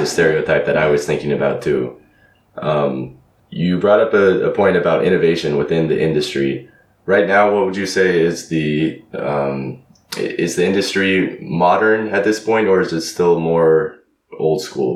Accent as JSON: {"language": "English", "town": "Los Angeles", "region": "California", "country": "United States", "tie": "born or raised there", "moved": "as an adult", "lives_now": "Zagreb, Croatia"}